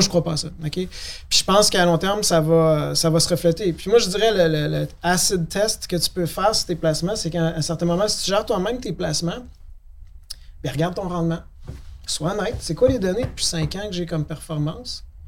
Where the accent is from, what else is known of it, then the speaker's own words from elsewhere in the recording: Quebec City, Quebec, Canada; à Québec, je viens de la ville de Québec